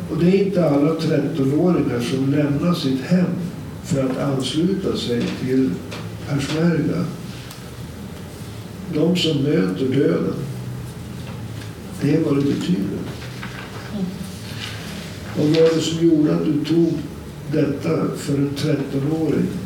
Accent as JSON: {"language": "Swedish", "town": "Umeå", "region": "Västerbotten County", "country": "Sweden", "said": "jag är från Umeå"}